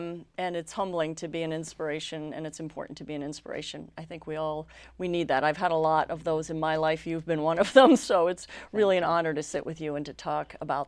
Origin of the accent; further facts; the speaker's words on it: New York City, New York, United States; I grew up in New York City, child of a working New York actor, which meant that he wasn't working a lot.